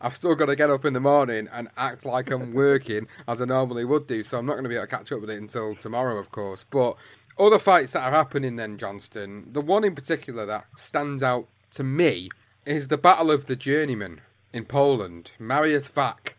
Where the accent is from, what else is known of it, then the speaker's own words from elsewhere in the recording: United Kingdom; as British fighter fans, as British podcasters